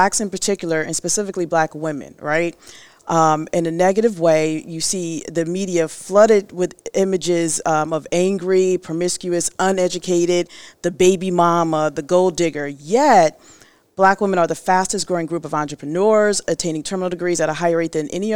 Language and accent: English; Fairfield County, Connecticut, United States; I'm from Fairfield County